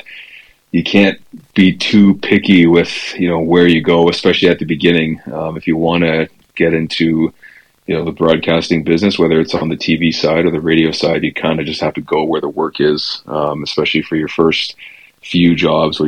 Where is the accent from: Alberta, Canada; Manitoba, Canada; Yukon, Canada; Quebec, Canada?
Yukon, Canada; Whitehorse; moved away as an adult; also born or lived in Belleville, Ontario / North Battleford, Saskatchewan / Powell River, British Columbia / Penticton, British Columbia; Born and raised in Whitehorse, Yukon. Lived there until I was just about 19 years